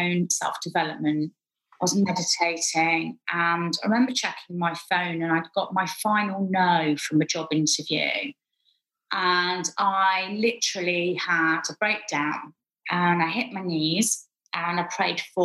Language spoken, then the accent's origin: English; United Kingdom; moved away as an adult; now in Dubai, United Arab Emirates; I've lived in Dubai 7 years. I'm obviously British